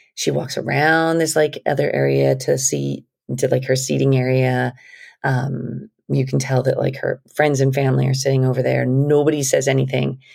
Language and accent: English; New Mexico, United States; We're from New Mexico.